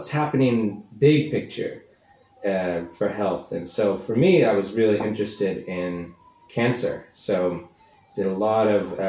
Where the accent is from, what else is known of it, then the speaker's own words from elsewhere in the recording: Kansas, United States; also born or lived in East London; now in London, United Kingdom; I'm from America, from the middle of the country, from the state of Kansas, but now I make my home here in London, East London